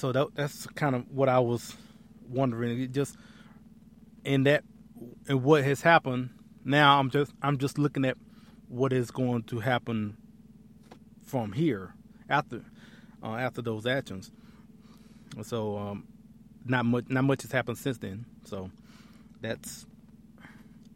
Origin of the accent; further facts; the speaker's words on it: Lafayette, Alabama, United States; moved away; I was born and raised in Lafayette, Alabama